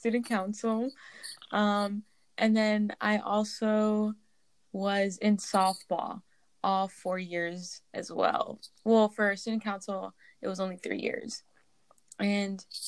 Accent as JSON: {"language": "English", "region": "California", "country": "United States", "said": "We're from California"}